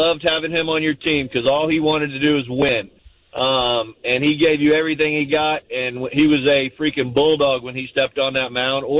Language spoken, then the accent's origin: English; South Florida, United States; now in Jacksonville, United States; I grew up in South Florida